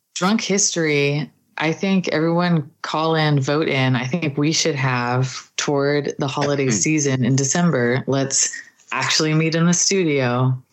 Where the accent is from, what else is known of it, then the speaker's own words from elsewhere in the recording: Clovis, United States; the town that I grew up in Clovis.